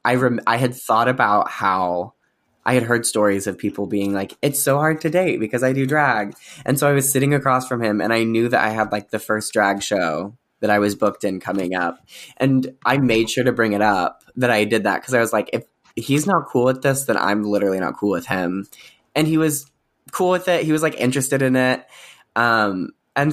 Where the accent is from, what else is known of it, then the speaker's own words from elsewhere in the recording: Springfield, Missouri, United States; Springfield, Missouri, which is okay. In like the southern western corner